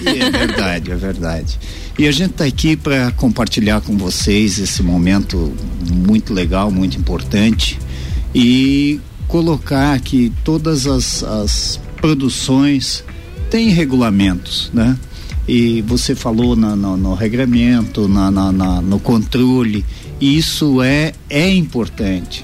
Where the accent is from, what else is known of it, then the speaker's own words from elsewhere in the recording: Mato Grosso, Brazil; moved away as an adult; now in Lages, Brazil; Eu sou natural do Mato Grosso